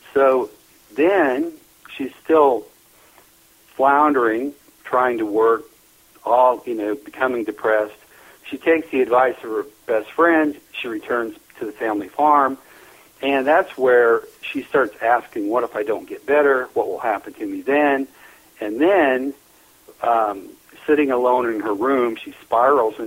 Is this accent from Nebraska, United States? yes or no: yes; northeast Nebraska, United States; I was born and raised in Neely, Nebraska. up in northeast Nebraska